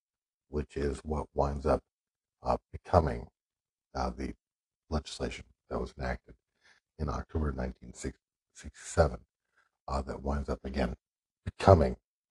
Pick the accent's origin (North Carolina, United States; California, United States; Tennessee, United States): North Carolina, United States; my senator from my home state, North Carolina, Senator B. Everett Jordan.